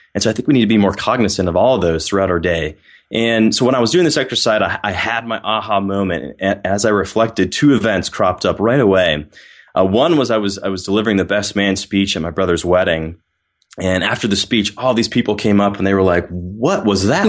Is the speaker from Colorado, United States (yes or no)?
yes; Littleton, Colorado, United States; also born or lived in Ohio; now in Atlanta, United States; originally, I grew up in Littleton, Colorado, right outside Denver